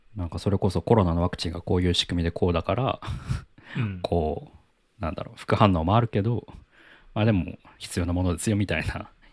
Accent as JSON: {"language": "Japanese", "country": "Japan", "tie": "born or raised there", "said": "僕ら日本食で日本で育ってきた人間"}